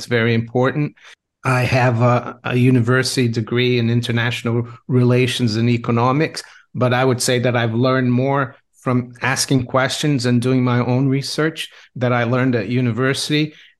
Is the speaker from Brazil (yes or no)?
yes; Brazil; English is a second language; now in United Kingdom; Well, I grew up in Brazil, where we had a lot of inflation, so I was always interested in money. I've been in the UK since 1992.